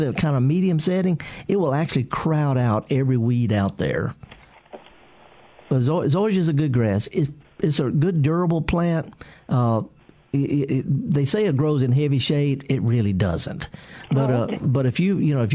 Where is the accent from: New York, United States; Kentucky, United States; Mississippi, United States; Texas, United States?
Mississippi, United States; Indianola; I'm from the Delta. I'm from just a few miles from Greenville over in Indianola.